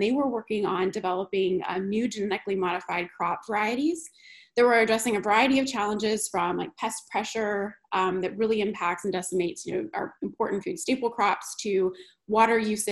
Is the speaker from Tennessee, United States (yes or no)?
no; North Carolina, United States; born and raised in North Carolina